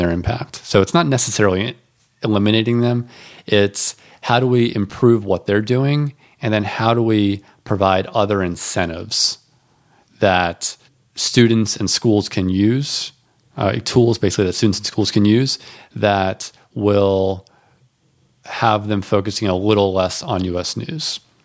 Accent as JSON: {"language": "English", "region": "North Carolina", "country": "United States", "said": "I'm from North Carolina."}